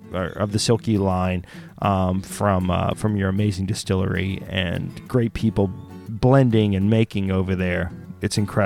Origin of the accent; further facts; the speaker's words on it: Oklahoma, United States; also born or lived in Texas; now in Philadelphia, United States; I grew up in Texas and then Oklahoma in Choctaw or Cherokee Nation, Oklahoma.